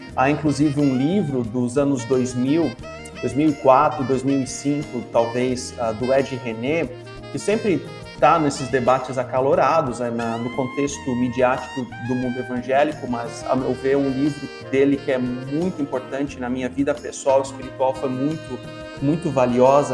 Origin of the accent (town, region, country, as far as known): Brazil